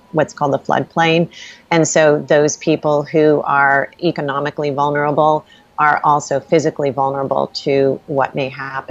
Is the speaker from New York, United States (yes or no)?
yes; South Shore of Long Island, New York, United States; I grew up on the South Shore of Long Island